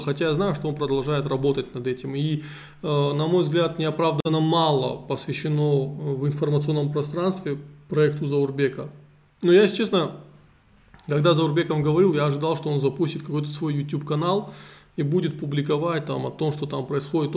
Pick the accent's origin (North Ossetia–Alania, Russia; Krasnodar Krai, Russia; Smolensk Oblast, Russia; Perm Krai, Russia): North Ossetia–Alania, Russia; Vladikavkaz; also born or lived in Tskhinvali / Moscow; Я родился в Цхинвале, но вырос во Владикавказе